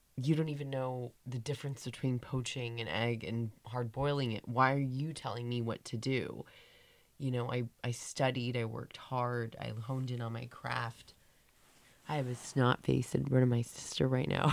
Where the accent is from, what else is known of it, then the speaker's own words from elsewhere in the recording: San Diego, California, United States; we grew up in San Diego